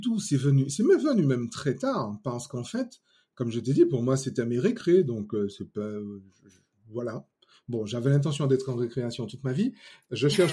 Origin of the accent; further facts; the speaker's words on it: Martinique; je suis martiniquais. Déjà à la base, ça c'est bien, fier de mes origines